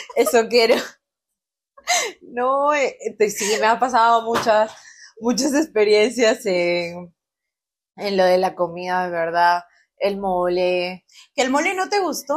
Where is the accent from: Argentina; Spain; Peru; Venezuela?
Peru; moved away as an adult; now in Mexico